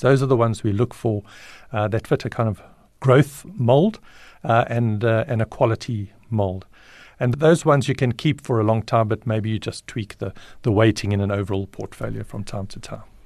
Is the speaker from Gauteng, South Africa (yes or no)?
yes; Alberton, Gauteng, South Africa; also born or lived in Johannesburg, South Africa; I ended up, um, in Alberton just before my ninth birthday, and I've been in Alberton ever since.